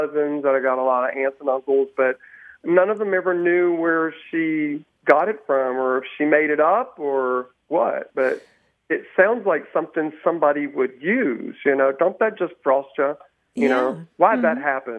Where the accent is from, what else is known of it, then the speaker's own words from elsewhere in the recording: Dallas, Texas, United States; I'm from Dallas, Texas.